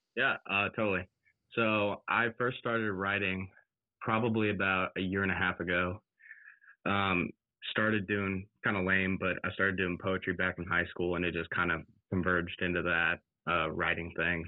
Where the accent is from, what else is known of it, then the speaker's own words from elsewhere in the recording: College Station, Texas, United States; I grew up in College Station from eighth grade all the way through senior year